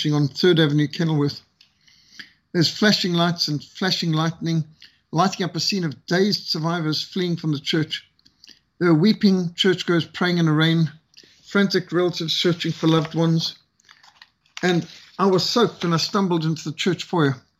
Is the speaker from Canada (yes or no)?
no; Cape Town, Western Cape, South Africa; Cape Town, my hometown